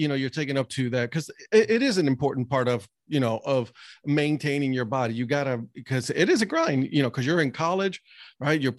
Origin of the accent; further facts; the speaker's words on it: Puerto Rico; I'm from Puerto Rico